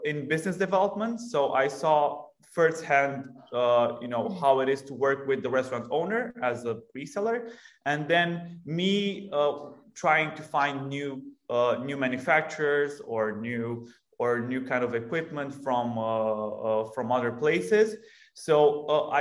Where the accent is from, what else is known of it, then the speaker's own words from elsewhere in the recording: Romania; We are originally from Romania